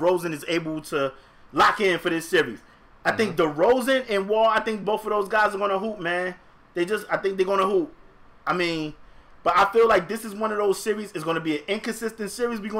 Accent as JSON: {"language": "English", "region": "Northern New Jersey", "country": "United States", "said": "I'm from Northern New Jersey"}